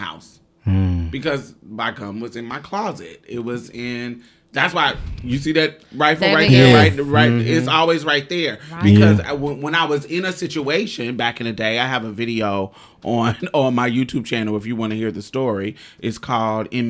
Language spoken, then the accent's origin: English; Texas, United States; also born or lived in Mississippi; I'm Texas.